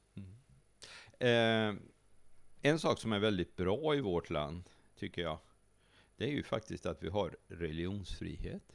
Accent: Sweden; vi är som svenskar

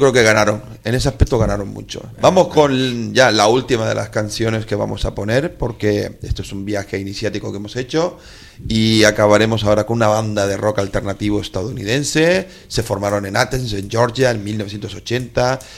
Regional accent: Gran Canaria, Canary Islands, Spain; mi tierra, en un solar, en un solar de un pueblo que se llama Las Huesas

